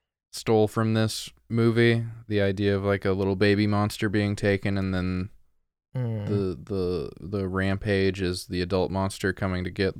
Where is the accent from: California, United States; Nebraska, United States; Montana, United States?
Montana, United States; I'm from Montana.